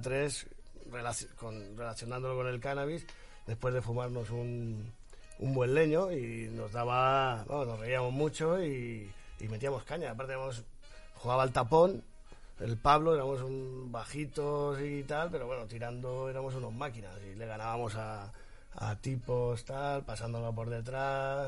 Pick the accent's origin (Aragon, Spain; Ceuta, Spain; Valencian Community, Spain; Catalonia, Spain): Valencian Community, Spain; Pinoso; Mi pueblo es Pinoso.